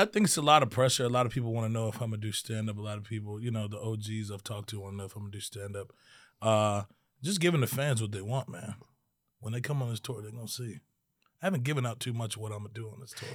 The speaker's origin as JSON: {"language": "English", "region": "Maryland", "country": "United States", "tie": "born or raised there", "said": "I was born in Maryland."}